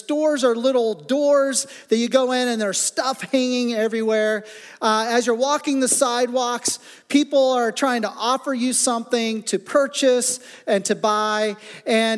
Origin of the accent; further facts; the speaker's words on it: Midwest, United States; now in south central Pennsylvania, United States; growing up in the Midwest